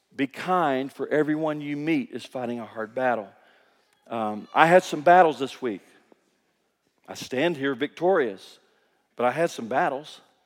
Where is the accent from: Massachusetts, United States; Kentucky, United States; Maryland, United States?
Kentucky, United States; moved away as an adult; now in Guatemala; I grew up in Kentucky